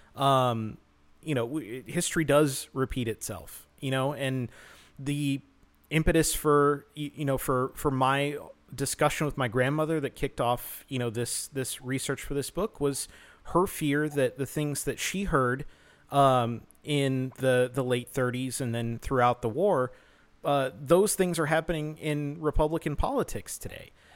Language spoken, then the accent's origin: English; United States; as an American